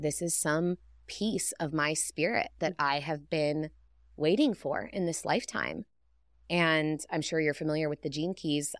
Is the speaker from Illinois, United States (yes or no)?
no; Northern California, United States; I grew up with hippies in Northern California